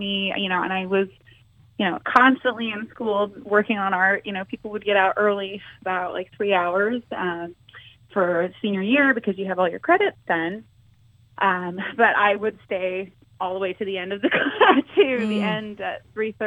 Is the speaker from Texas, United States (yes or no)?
yes; Texas, United States; moved away as an adult; also born or lived in Utah; now in Nebraska, United States; mainly I grew up in Texas, and I met my husband, and we moved to Utah, and then now we live in Nebraska